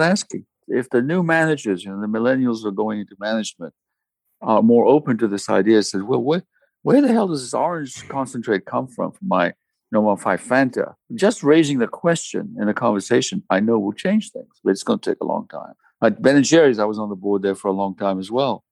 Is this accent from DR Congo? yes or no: yes; DR Congo; I was born in the Congo in Africa, and so were my parents, so were my grandparents